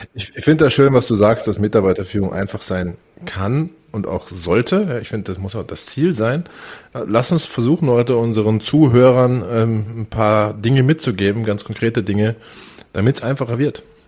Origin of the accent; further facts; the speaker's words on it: North Rhine-Westphalia, Germany; moved away; also born or lived in Northern Germany; Ich komme aus Nordrhein-Westfalen.